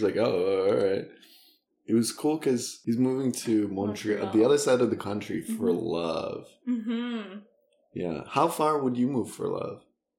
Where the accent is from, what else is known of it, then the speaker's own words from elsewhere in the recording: Russia; accent: Russian; English is a second language; I think when I sing, like, my Russian accent comes out